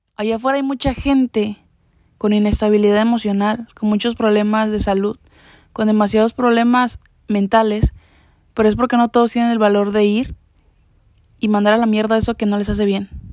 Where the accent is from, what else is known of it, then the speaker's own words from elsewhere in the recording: Mexico; moved away as an adult; ahorita ya no me encuentro ni siquiera en mi país natal